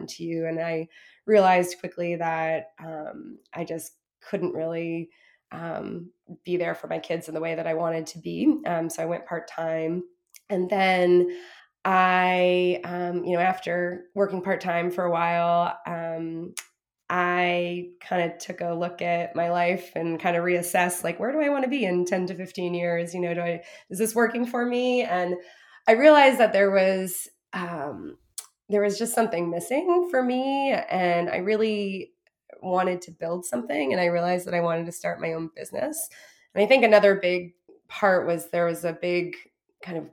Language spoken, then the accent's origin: English; Vermont, United States; moved away; I'm originally from Vermont and moved back here in 2011 after living other places for a while